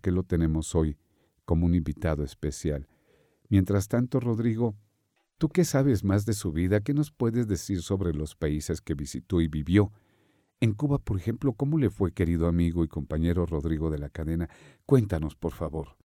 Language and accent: Spanish; Mexico; En nuestro México lindo y querido